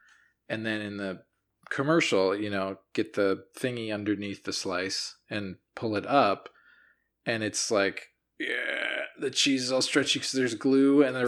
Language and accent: English; Brooklyn, New York, United States; I'm from Brooklyn.